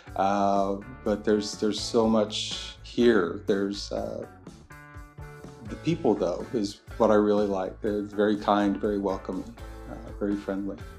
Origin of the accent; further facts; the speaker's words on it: Texas, United States; moved away as an adult; now in Braga, Portugal; I'm from Texas